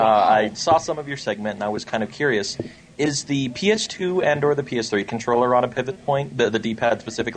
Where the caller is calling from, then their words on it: Castle Rock, Colorado, United States; It's … in a snowy Castle Rock, Colorado right now.